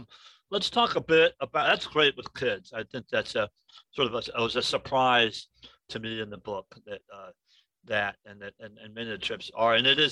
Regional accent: Illinois, United States; now in Alaska, United States; I grew up in Illinois, so there are no mountains.

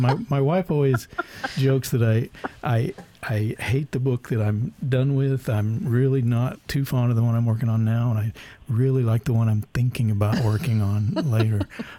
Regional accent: Texas, United States; moved away as an adult; now in Alaska, United States; When I came up here in 98, I was from Texas. It was, I always wanted to be here, but I had to learn a lot to learn.

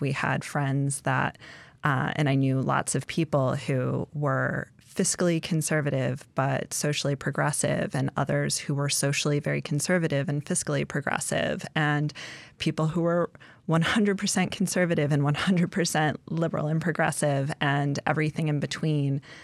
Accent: Indianapolis, Indiana, United States; now in Alaska, United States; I grew up in Indianapolis

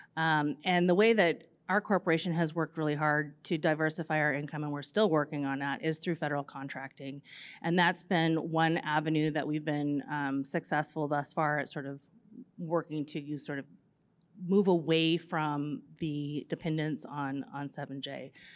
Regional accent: Chignik Bay, Alaska, United States; also born or lived in Juneau, Alaska; I grew up there in the summer times

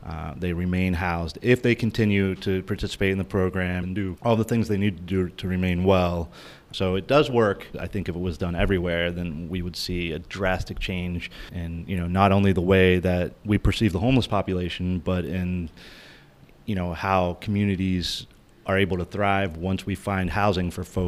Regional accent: Washington, District of Columbia, United States; now in Anchorage, United States; I'm 35 years old. I am from Washington, D.C., and I'm the tallest guy in the room.

